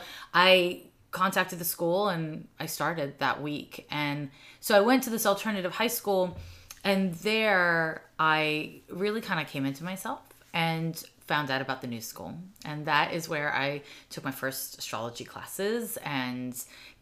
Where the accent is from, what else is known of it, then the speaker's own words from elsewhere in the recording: Montreal, Quebec, Canada; also born or lived in San Francisco; now in Oakland, United States; But I grew up in Snowden neighborhood.